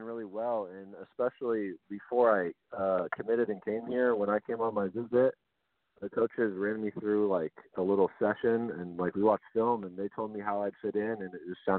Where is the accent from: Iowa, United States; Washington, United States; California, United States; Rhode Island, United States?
Washington, United States; Kelso; born there; I was born in Kelso.